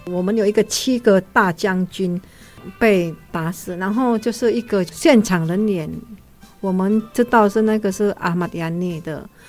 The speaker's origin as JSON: {"language": "Chinese", "country": "Indonesia", "tie": "born or raised there", "moved": "yes", "said": "因为我在那边出生的嘛，然后就会觉得很爱我们的国家"}